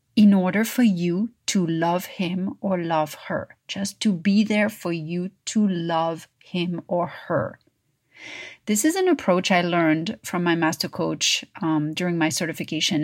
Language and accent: English; Paris, Île-de-France, France; moved away; growing up in Paris.